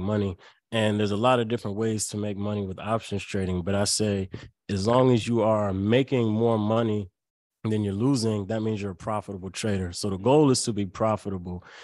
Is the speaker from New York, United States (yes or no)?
no; Lynchburg, Virginia, United States; I went to a small school, uh, called University of Lynchburg right in my hometown